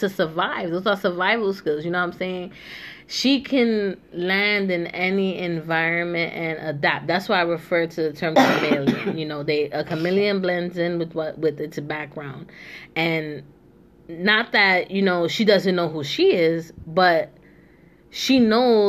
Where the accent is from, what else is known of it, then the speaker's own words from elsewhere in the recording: New York City, New York, United States; moved away as an adult; now in Philadelphia, United States; I'm originally from the Bronx, New York